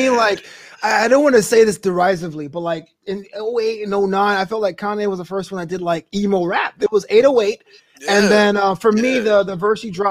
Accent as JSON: {"language": "English", "town": "New York City", "region": "New York", "country": "United States", "tie": "born or raised there", "said": "growing up in Brooklyn"}